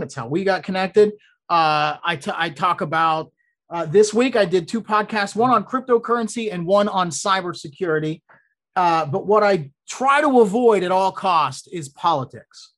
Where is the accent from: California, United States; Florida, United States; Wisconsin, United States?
Florida, United States; I'm from Florida, Louisville